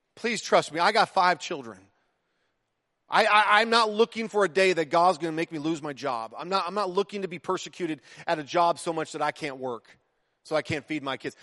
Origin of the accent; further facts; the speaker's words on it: United States; I might be American in citizenship